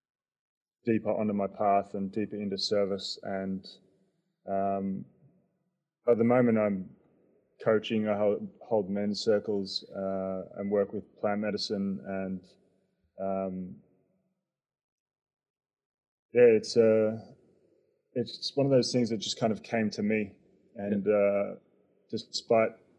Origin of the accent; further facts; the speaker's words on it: Melbourne, Victoria, Australia; accent: Aussie; moved away as an adult; also born or lived in Perth / New York; now in Berlin, Germany; Grew up in Melbourne most part of my life, and then ended up in Perth to study